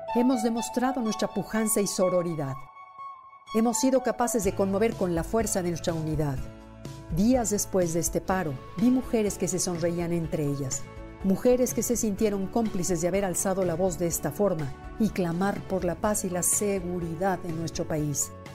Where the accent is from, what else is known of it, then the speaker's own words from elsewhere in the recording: Mexico; en nuestro país